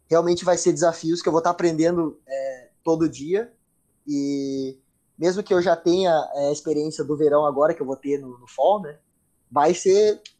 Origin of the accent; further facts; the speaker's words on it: Brazil; now in United States; Eu vim do Brasil, moro no, no, nos Estados Unidos, a minha família mora em Portugal, meus pais se mudaram para Portugal